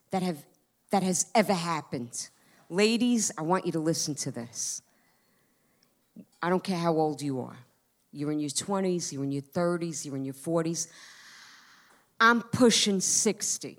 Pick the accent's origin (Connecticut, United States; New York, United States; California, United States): New York, United States; Long Island; moved away as an adult; I'm from Long Island